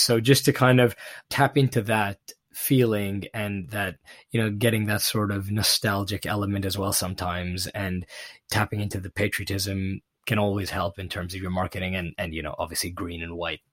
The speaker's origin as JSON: {"language": "English", "country": "Pakistan", "tie": "born or raised there", "moved": "yes", "said": "growing up in Pakistan"}